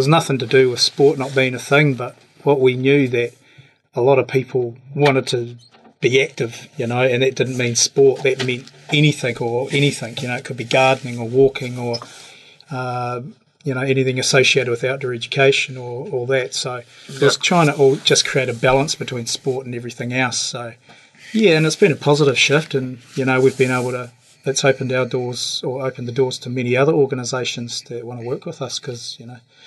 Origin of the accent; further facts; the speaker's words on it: Invercargill, Southland, New Zealand; also born or lived in Hong Kong; I was born in Invercargill, actually, and grew up in the same house, mate, on Maud Street